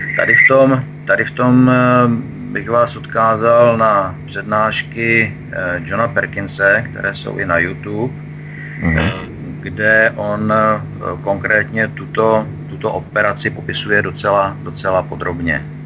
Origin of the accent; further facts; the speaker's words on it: Czechia; my jako Češi